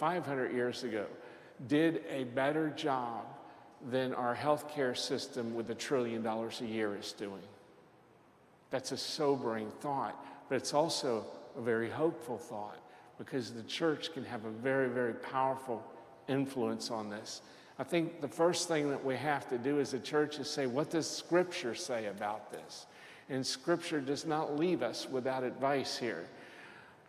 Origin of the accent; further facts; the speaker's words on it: Lexington, United States; I was in my hometown of Lexington